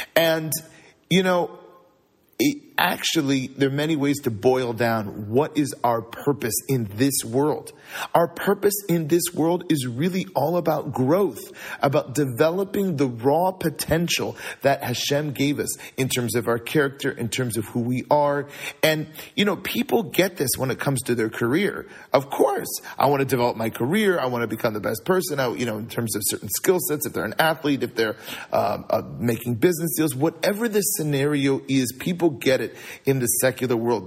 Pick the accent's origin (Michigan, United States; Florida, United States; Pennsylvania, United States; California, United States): California, United States; now in Chicago, United States; I grew up in California